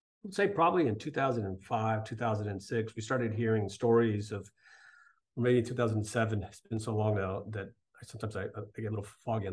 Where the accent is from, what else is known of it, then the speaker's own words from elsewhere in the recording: Texas, United States; moved away as an adult; also born or lived in New York City, United States; I grew up in Texas, which is a fairly patriotic state.